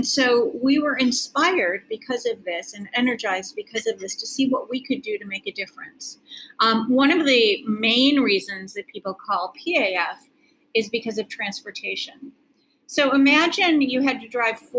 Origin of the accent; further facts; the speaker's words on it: Milwaukee, Wisconsin, United States; I grew up in the suburbs of Milwaukee